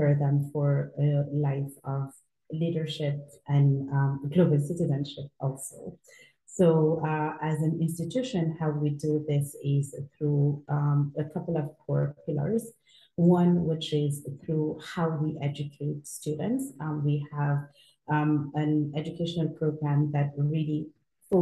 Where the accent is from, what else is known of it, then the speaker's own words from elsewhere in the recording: Senegal; moved away as an adult; also born or lived in United States / China; I am originally from Senegal, West Africa, and that's where I currently live.